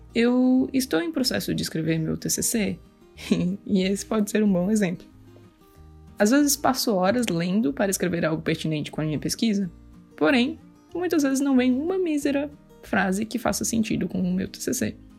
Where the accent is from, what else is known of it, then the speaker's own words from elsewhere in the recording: Greater Florianópolis, Santa Catarina, Brazil; eu sou de Grande Florianópolis, em Santa Catarina